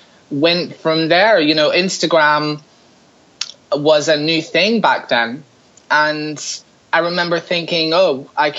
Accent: Larne, Northern Ireland, United Kingdom; now in New York City, United States; I'm from Northern Ireland. I grew up in a really small town called Larne, which is just outside Belfast

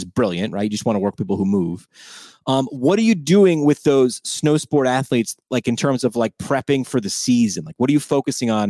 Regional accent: New York, United States; I'm from New York.

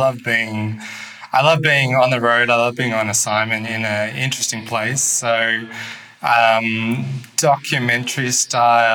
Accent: Melbourne, Victoria, Australia; moved away as an adult; also born or lived in Ho Chi Minh City, Vietnam; now in Hanoi, Vietnam; I'm from Melbourne, Australia

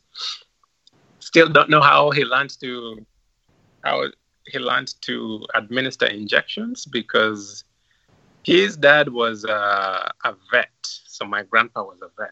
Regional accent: Lwala, Migori County, Kenya; moved away as an adult; now in Cleveland, United States; growing up in Loala

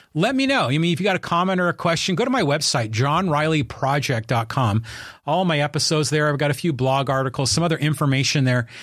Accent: Poway, California, United States; my hometown of Poway and my community here in North County Inland

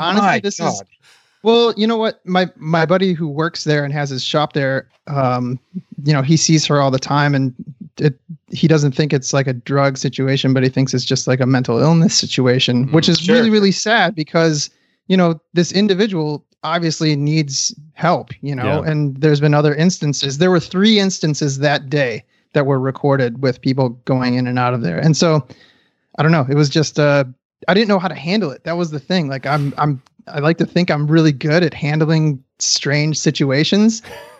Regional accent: Detroit, Michigan, United States; also born or lived in Los Angeles; side note, I'm from Detroit, Michigan, and I've lived in Los Angeles. So I've been around homeless folks

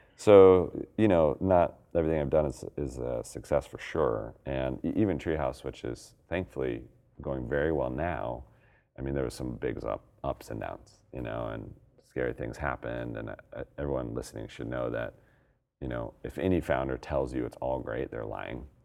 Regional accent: Colorado, United States; now in Portland, United States; I'm from Colorado, but we live in Portland

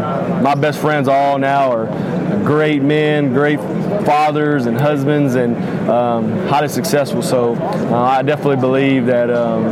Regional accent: Texas, United States; also born or lived in Florida / California / Virginia; born and raised in Texas. I moved around a lot, kind of a nomadic childhood

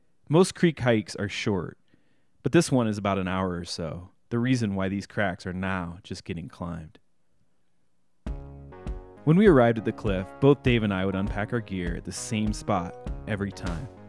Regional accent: Illinois, United States; As a kid growing up in Illinois in the 1990s

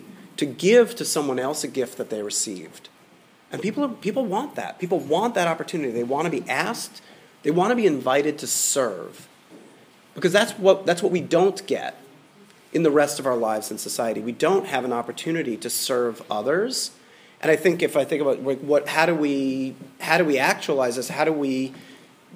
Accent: Atlanta, Georgia, United States; as a boy growing up in Midtown Atlanta

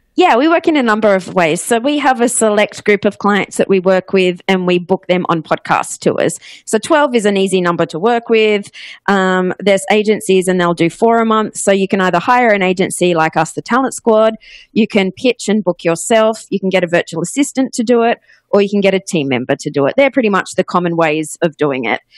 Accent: Australia; accent: Australian; moved away as an adult; also born or lived in Ohio, United States / Los Angeles, United States; you might notice by my accent, I am Australian, but I actually went to college in Ohio

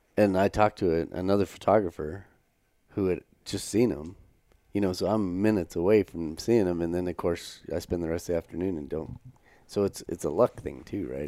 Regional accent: United States; now in Canada; we're from Wyoming, Colorado

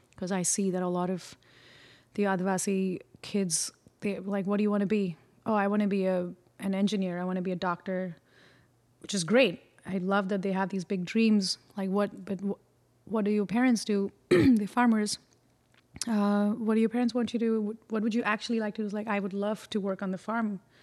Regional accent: Mumbai, Maharashtra, India; moved away as an adult; also born or lived in Chennai, India / Pondicherry, India; now in Brooklyn, United States; I grew up in Bombay, and I was born in Chennai in the south of India, and then I I was in Pondicherry for about a couple of year, a couple of years, and then moved to Bombay

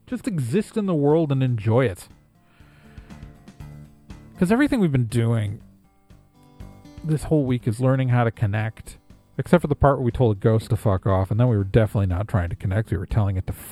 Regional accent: Wisconsin, United States; I'm from Wisconsin

